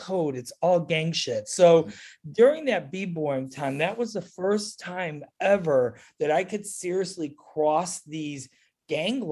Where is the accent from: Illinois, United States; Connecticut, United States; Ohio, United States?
Illinois, United States; Chicago; I grew up here. I mean, I've been here since I was 2 years old